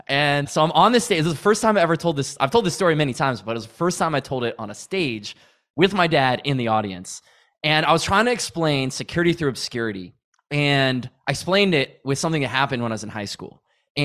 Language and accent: English; Massachusetts, United States; Well, I grew up in New England, right outside of Boston, and it was winter.